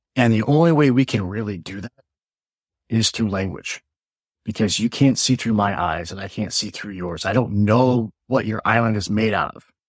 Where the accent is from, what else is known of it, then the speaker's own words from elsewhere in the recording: Midwest, United States; now in New York, United States; I'm from the Midwest, so we have no accent.